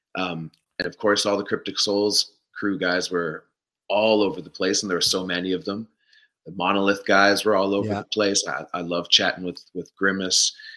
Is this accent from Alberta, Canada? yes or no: no; Stratford, Ontario, Canada; also born or lived in Smooth Rock Falls, Ontario / Mitchell, Ontario / Toronto; I grew up right here where I have landed back to actually in oh, Stratford on in Stratford, Ontario.